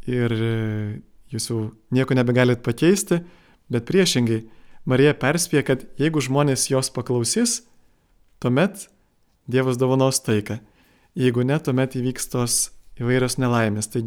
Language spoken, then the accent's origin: Lithuanian; Lithuania; mes dar ilgai jaučiame kaip lietuviai tą nuoskaudą